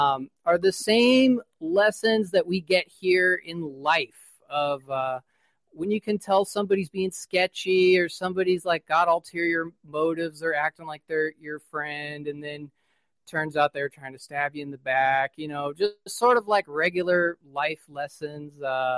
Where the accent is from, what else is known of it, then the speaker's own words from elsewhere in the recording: West Coast, United States; I am from West Coast.